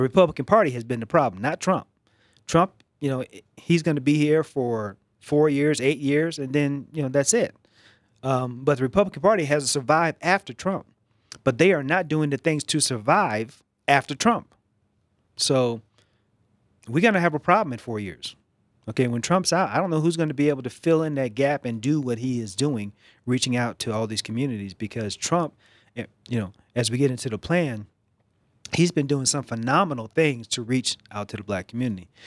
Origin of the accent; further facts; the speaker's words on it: East Coast, United States; moved away; So, I grew up on the East Coast, and I grew up in a, a very liberal, progressive household